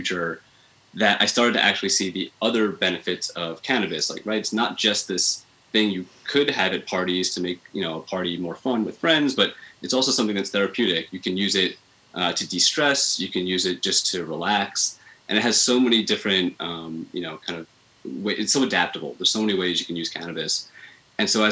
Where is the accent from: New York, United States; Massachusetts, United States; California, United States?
New York, United States; Long Island; I grew up on Long Island. So I'm a Long Island boy. I was there, you know, for my whole adolescence up until I turned 18, went to college